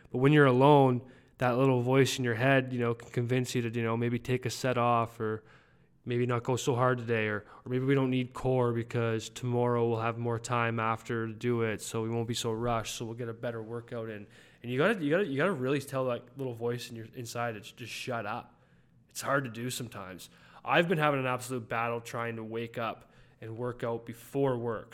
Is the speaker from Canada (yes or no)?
yes; Canada; I'm a Canadian